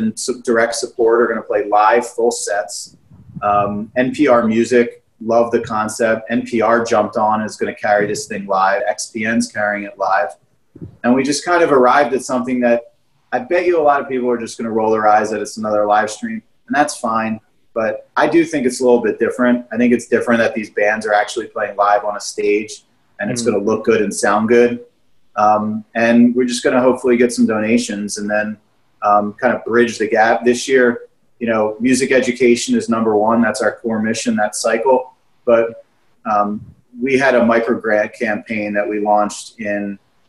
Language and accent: English; Philadelphia area, Pennsylvania, United States; born or raised there